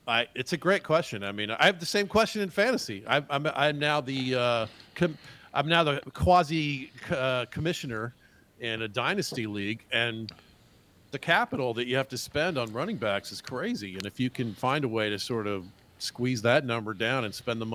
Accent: Atlanta, Georgia, United States; I grew up in Atlanta.

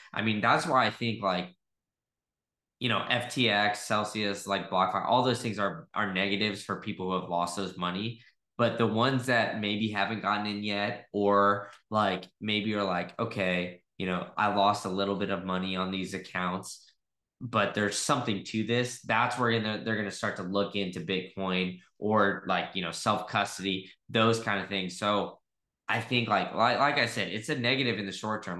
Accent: Texas, United States; I grew up in Texas.

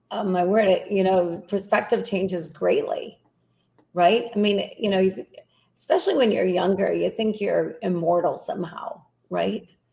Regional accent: Grand Rapids, Michigan, United States; I uh, was raised here, been been in this area my whole life.

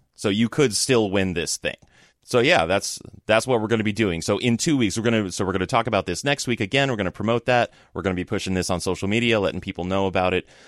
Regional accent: Los Angeles, California, United States; moved away; also born or lived in San Francisco; I lived in San Francisco for, like, ten years, but I grew up in Southern California, kinda in the L A area.

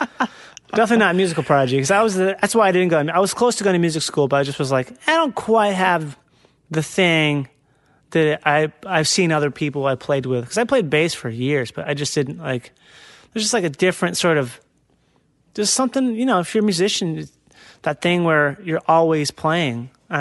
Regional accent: Midwest, United States; hi, I'm from the Midwest. I'm a white person with zero culture.

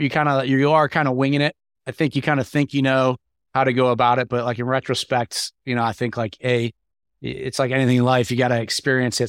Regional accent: New York, United States; moved away as an adult; now in Atlanta, United States; I'm from New York originally, and I had moved to Atlanta

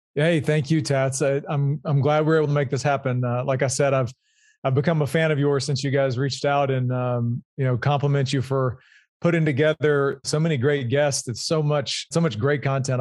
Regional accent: Louisiana, United States; I'm originally from Louisiana. I grew up there and went to L S U

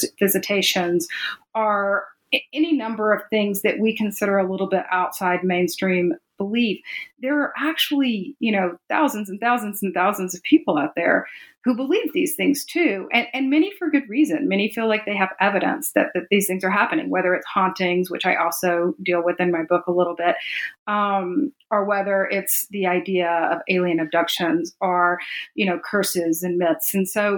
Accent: Jackson, Mississippi, United States; I was raised in Jackson, Mississippi

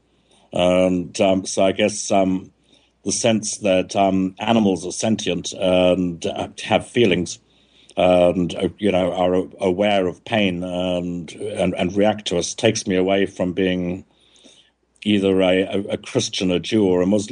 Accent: South Africa; now in Montségur, France; I was growing up in South Africa

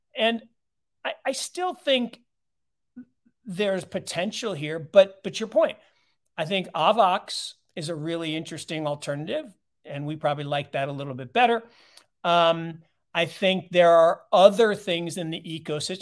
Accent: Seattle, Washington, United States; I grew up in Seattle

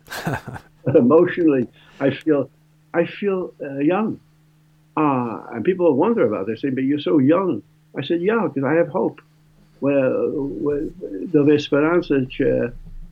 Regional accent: New York City, New York, United States; my young life growing up in the Bronx

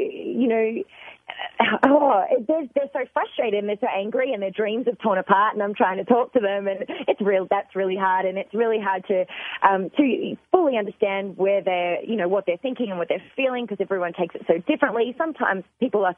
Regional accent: Australia; I'm from Australia

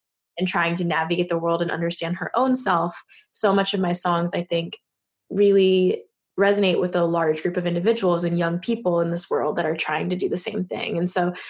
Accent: Bay Area, California, United States; I grew up in the Bay Area where a lot of people were like me

